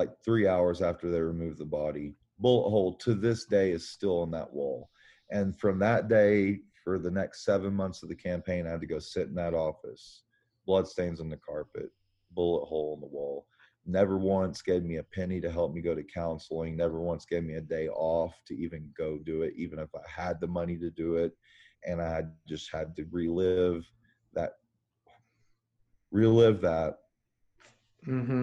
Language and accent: English; Oklahoma, United States; as a kid growing up in Oklahoma